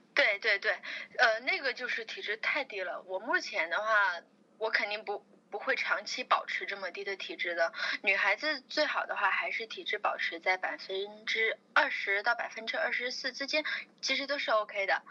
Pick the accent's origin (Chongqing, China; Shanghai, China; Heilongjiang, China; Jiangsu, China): Chongqing, China; 我是重庆人